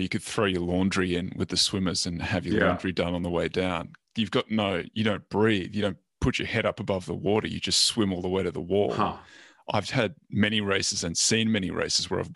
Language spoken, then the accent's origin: English; Australia; now in Los Angeles, United States; being Australian